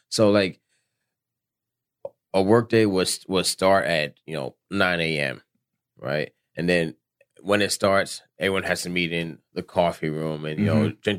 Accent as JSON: {"language": "English", "region": "South Florida", "country": "United States", "said": "I'm from South Florida."}